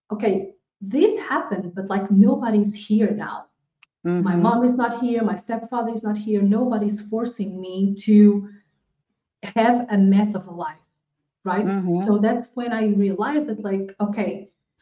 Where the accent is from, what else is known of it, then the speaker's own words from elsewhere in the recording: Portugal; moved away as an adult; also born or lived in Angola; now in Spain; I was born in Angola in Africa, but I was raised in Portugal